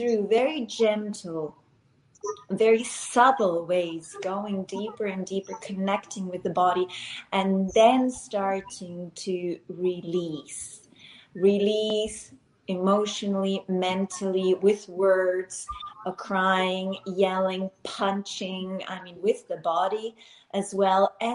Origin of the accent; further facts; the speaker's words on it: Finland; also born or lived in Switzerland / United States / Abu Dhabi, United Arab Emirates; now in Barcelona, Spain; I live in Barcelona. I am actually from Finland, born in Switzerland, lived in the US, in South